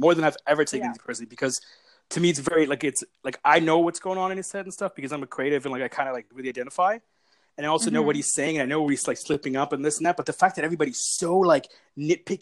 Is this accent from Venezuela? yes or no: no; Pakistan; being a Pakistani